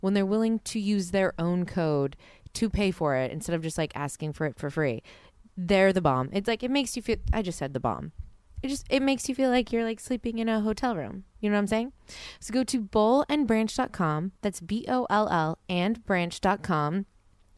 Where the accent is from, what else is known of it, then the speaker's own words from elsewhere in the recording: New Orleans, Louisiana, United States; moved away; I'm from New Orleans